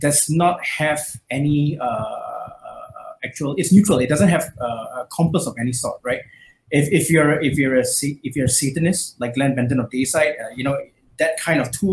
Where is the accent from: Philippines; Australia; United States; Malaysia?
Malaysia; I grew up in Malaysia